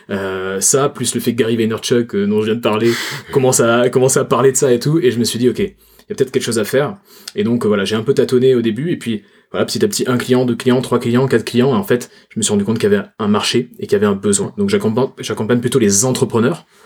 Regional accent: Toulouse, Occitania, France; je suis toulousain, comme mon accent ne, le, montre pas

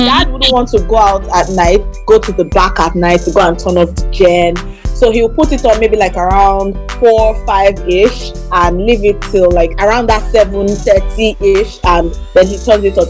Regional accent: Lagos, Nigeria; I grew up in Lagos

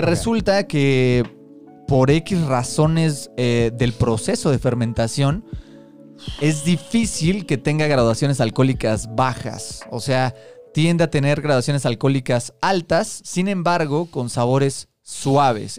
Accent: Mexico City, Mexico; Somos tres amigos chilangos

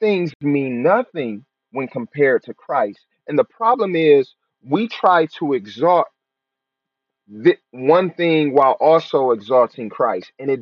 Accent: Detroit, Michigan, United States; I'm from Detroit, born and raised

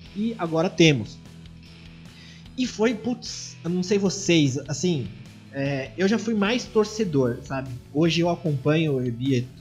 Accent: Brazil; A gente, como brasileiro

